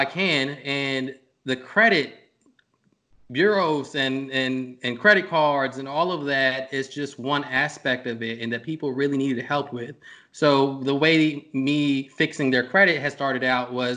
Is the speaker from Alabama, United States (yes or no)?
no; Norfolk, Virginia, United States; I'm from Norfolk, Virginia. I grew up from around here.